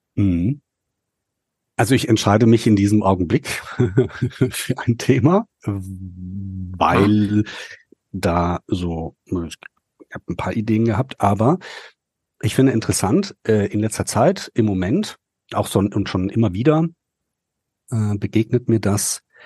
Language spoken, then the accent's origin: German; North Rhine-Westphalia, Germany; bei uns in Nordrhein-Westfalen